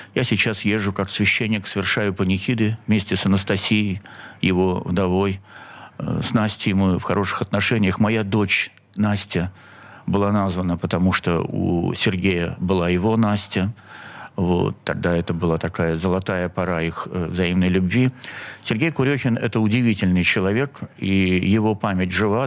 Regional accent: Saint Petersburg, Russia; Я коренной петербуржец. Я родился на Синопской набережной

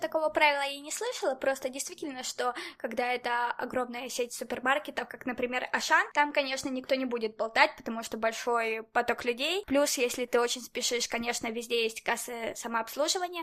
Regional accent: Dnipro, Dnipropetrovsk Oblast, Ukraine; also born or lived in Barcelona, Spain; now in Spain; я, например, из Днепра в Украине

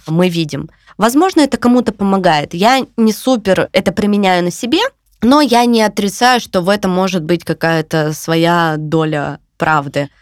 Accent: Yekaterinburg, Sverdlovsk Oblast, Russia; moved away as an adult; now in Tbilisi, Georgia; я всегда говорю, я с Урала. Ну, то есть для меня это, типа, я с Урала. Да, для меня это больше скорее гордость, чем я из Екатеринбурга

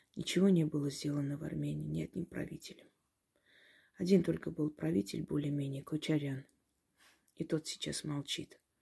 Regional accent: Georgia; also born or lived in Kars (ancestry); now in Russia; Я родилась в Грузии

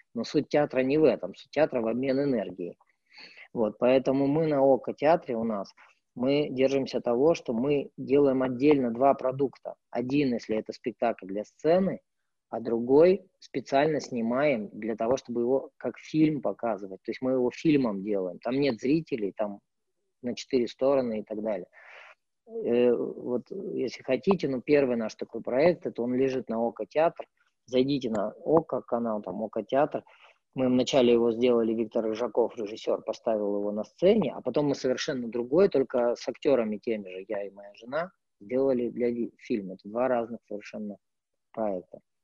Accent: Irkutsk, Irkutsk Oblast, Russia; moved away as an adult; also born or lived in Moscow; мой родной город Иркутск

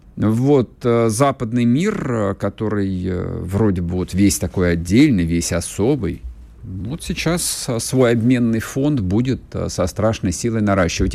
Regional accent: Russia; Я всю жизнь тут живу

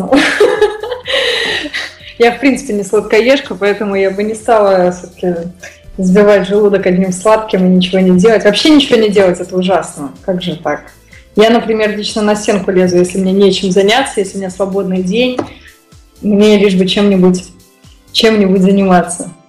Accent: Moscow, Russia; И вот я из Москвы.

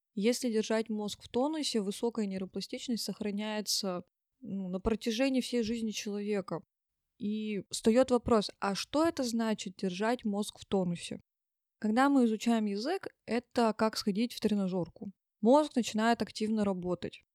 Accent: Tyumen, Tyumen Oblast, Russia; я из Тюмени

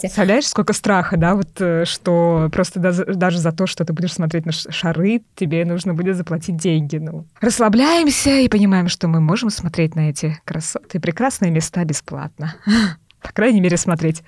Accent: Tolyatti, Samara Oblast, Russia; я из Тольятти, Тольятти

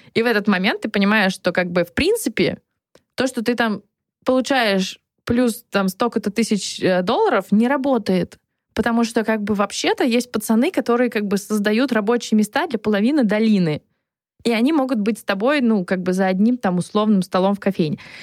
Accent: Saint Petersburg, Russia; moved away; also born or lived in Moscow; Я из Петербурга

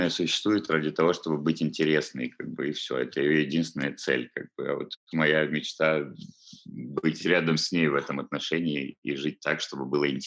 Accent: Balaklava, Crimea, Ukraine; Да, я родом отсюда. Родился в Балаклаве

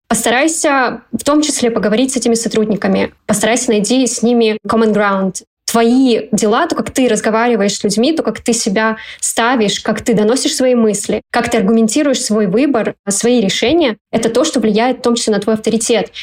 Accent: Kazakhstan; moved away; я родом из Казахстана

